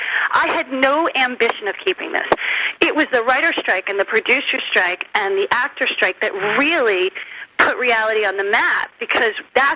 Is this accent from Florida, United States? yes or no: yes; Miami, Florida, United States; also born or lived in New Jersey; I mean, I grew up in Miami was really my home more than Jersey, because it was the place we went to have vacation and holidays.